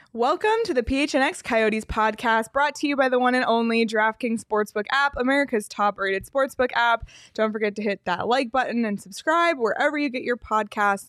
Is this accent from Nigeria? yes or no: no; Toronto, Ontario, Canada; moved away as an adult; I grew up in Toronto. I spent all my winters in Toronto until the last, like, three or so years